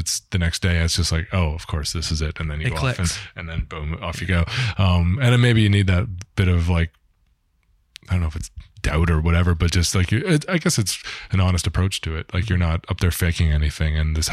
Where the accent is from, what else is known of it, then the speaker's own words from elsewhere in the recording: Toronto, Ontario, Canada; grew up through the ranks in Toronto